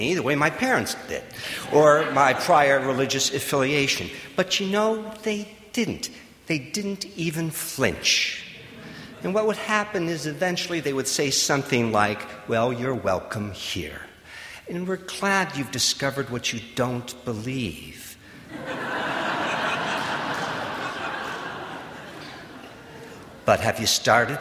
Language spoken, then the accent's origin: English; Wausau, Wisconsin, United States; moved away; I was born and raised in Wausau, Wisconsin, just about 200 miles east of here.